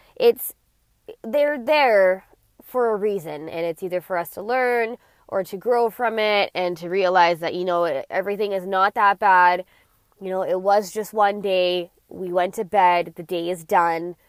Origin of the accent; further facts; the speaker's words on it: Alberta, Canada; I was born in Alberta